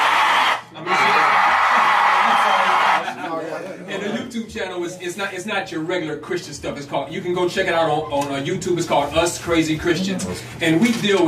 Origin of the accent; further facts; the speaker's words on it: Detroit, Michigan, United States; moved away as an adult; now in Chicago, United States; I'm from Detroit